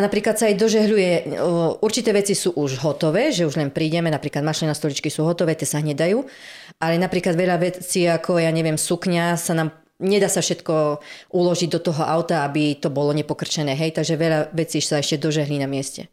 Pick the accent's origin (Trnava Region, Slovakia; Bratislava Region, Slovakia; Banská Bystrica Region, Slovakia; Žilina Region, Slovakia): Žilina Region, Slovakia; Námestovo; Som z námestova